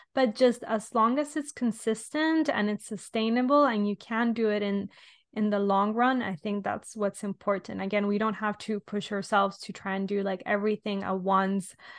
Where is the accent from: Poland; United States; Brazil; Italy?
Italy; now in London, United Kingdom; I'm from Italy originally, but I'm currently living in London.